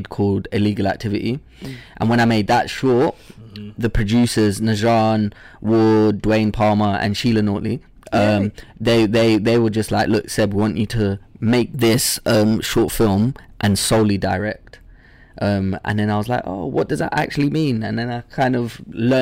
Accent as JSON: {"language": "English", "region": "London", "country": "United Kingdom", "tie": "born or raised there", "also_born_or_lived": "Zambia", "said": "I had like a real African upbringing, I guess, in London"}